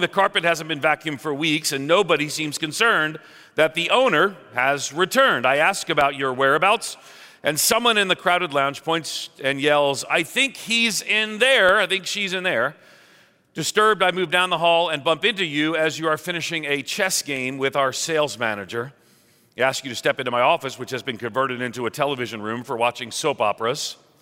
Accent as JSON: {"language": "English", "region": "New York", "country": "United States", "moved": "yes", "said": "I'm from New York"}